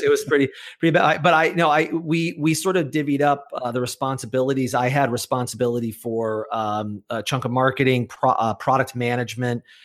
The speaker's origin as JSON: {"language": "English", "town": "Chicago", "region": "Illinois", "country": "United States", "tie": "born or raised there", "moved": "as an adult", "lives_now": "Massachusetts, United States", "said": "I was born in Chicago, Illinois"}